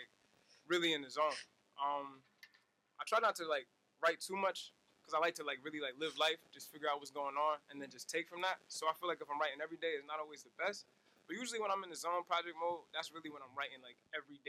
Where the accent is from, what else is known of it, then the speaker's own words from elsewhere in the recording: East Orange, New Jersey, United States; I'm from East Orange, New Jersey